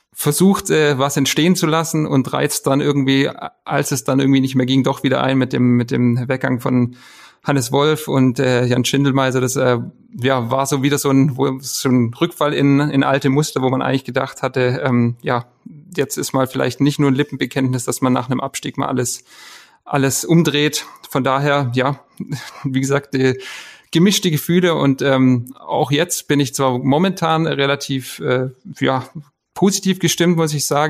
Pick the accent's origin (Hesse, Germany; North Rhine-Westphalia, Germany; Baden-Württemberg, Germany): Baden-Württemberg, Germany; Esslingen; Ich bin äh, ja, gebürtiger Esslinger